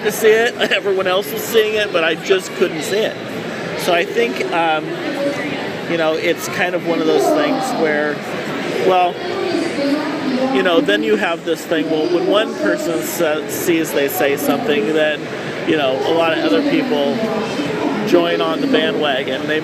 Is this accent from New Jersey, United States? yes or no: no; Oregon City, Oregon, United States; I'm from Oregon City, which was essentially the first territorial capital